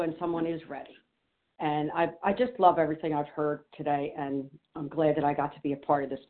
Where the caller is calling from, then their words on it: New Jersey, United States; I'm usually calling from New Jersey, but today I'm in Maine.